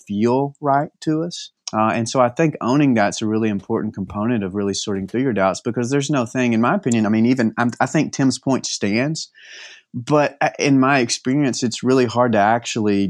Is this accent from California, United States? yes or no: no; East Texas, United States; moved away as an adult; now in Temple, United States; Born and bred in East Texas, but moved a little bit west about 10 years ago for college